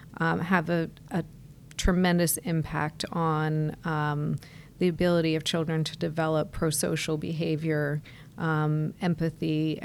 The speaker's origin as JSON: {"language": "English", "region": "New York area", "country": "United States", "also_born_or_lived": "United Kingdom", "moved": "as an adult", "lives_now": "South Florida, United States", "said": "Well, I'm originally from the New York area."}